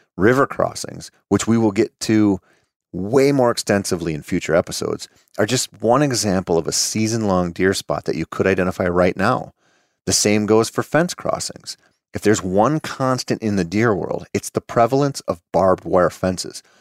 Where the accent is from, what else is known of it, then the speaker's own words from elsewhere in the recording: Minnesota, United States; here in my home state of Minnesota